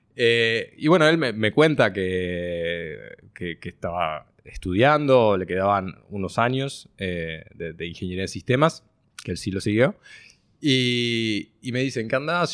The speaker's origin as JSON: {"language": "Spanish", "region": "Montevideo", "country": "Uruguay", "tie": "born or raised there", "also_born_or_lived": "Israel", "said": "nací en Montevideo. Tengo dos hermanas. Este, estudié toda mi vida en el mismo colegio hasta los 18 años"}